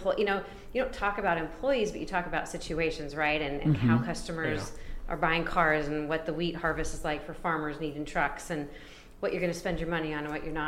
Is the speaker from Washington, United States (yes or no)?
yes; Pullman, Washington, United States; also born or lived in Moscow, Idaho; now in Spokane, United States; I grew up in Pullman, just south of here, born actually in Moscow, Idaho